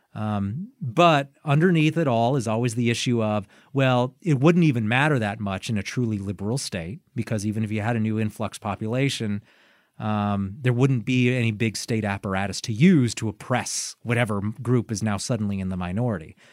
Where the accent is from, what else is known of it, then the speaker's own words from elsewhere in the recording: United States; As an American